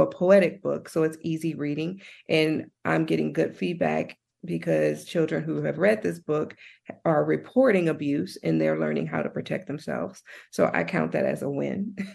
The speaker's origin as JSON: {"language": "English", "town": "Compton", "region": "California", "country": "United States", "tie": "born or raised there", "also_born_or_lived": "Nashville, Tennessee / Santa Barbara, California", "moved": "as an adult", "said": "I was born and raised in Compton, California"}